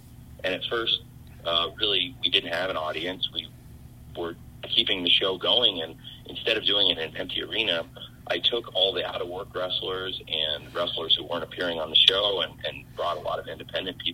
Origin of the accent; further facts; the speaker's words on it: Champaign, Illinois, United States; now in Jacksonville, United States; I'm from Champaign, Illinois